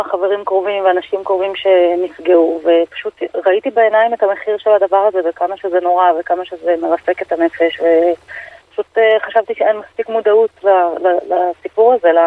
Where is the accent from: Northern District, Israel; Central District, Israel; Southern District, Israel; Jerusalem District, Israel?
Jerusalem District, Israel; גדלתי בתחילה, כאילו, עד גיל שבע בהושע, בשכונת גאולה, ואחר כך ברמת שלמה.